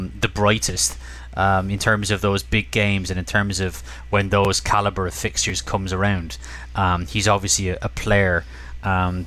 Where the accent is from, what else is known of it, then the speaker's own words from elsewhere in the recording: Ireland; growing up in Ireland